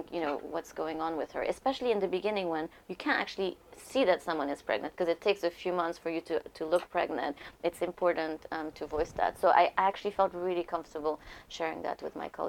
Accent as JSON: {"language": "English", "country": "Lebanon", "moved": "yes", "said": "because uh, I, uh, you know, I came from Lebanon, so I had to be on a visa, which was great because I worked for a German bank."}